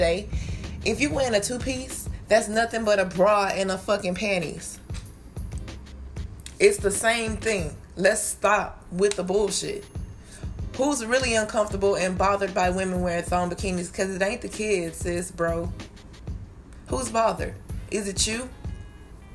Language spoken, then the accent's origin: English; Texas, United States; I'm from Texas